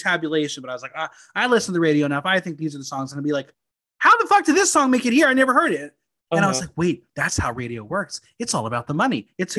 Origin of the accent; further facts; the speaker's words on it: United States; growing up in the New York, New Jersey area